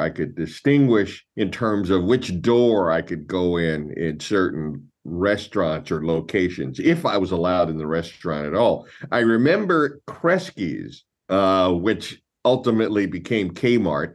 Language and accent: English; Louisville, Kentucky, United States; I was born and raised in Louisville, Kentucky